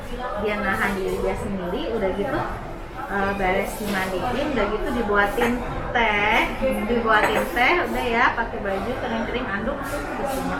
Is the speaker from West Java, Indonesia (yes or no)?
yes; Bandung, West Java, Indonesia; aku dari Bandung